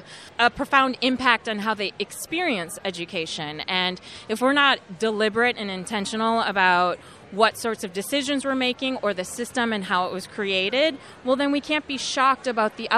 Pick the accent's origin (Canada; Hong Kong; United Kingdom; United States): United States; St. Joseph, Minnesota; I'm from St. Joe, the Collegeville area. When my school was so small that we didn't have a high school, I'd be bussed into St. Cloud